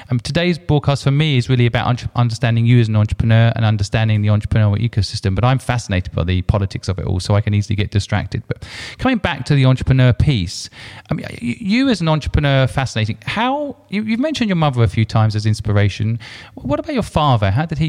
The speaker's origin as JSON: {"language": "English", "country": "United Kingdom", "said": "Yeah, I am British, but to be honest, I have a confusion because I love things about China and there's things I don't like about China."}